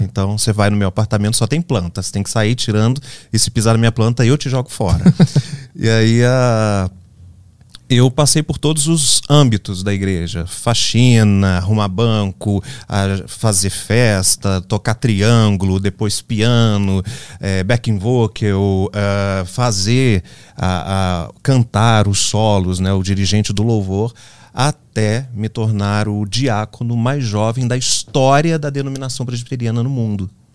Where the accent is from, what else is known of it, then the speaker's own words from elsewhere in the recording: interior of Minas Gerais, Brazil; moved away as an adult; also born or lived in Rio de Janeiro; eu nasci no Rio de Janeiro. Mas aos seis meses eu me mudei para o interior das Minas Gerais, uma cidade bucólica